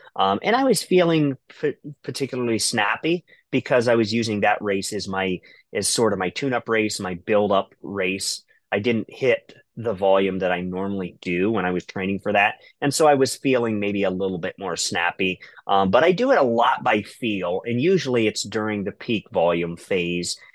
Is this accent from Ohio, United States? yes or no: yes; Ohio, United States; I'm from Ohio